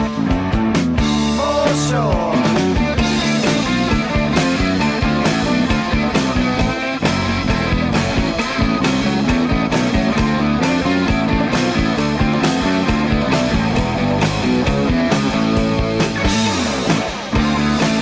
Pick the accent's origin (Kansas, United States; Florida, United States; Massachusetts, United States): Florida, United States; I'm Floridian. I'm a southerner